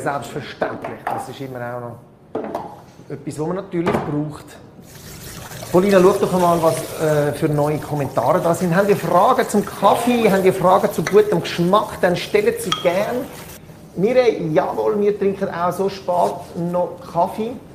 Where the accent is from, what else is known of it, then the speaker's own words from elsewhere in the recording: Switzerland; bei uns in der Schweiz